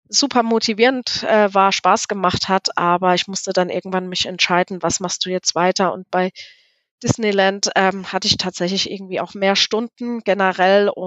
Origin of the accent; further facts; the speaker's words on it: Hesse, Germany; also born or lived in Munich; Ich bin gebürtig aus Südhessen und bin dann, ähm, ich hatte es dann nach München verschlagen, weil ich studieren wollte